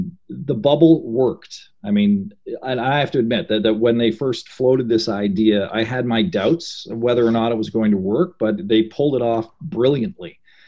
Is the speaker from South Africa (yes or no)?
no; Ottawa Valley, Ontario, Canada; I grew up in the Ottawa Valley.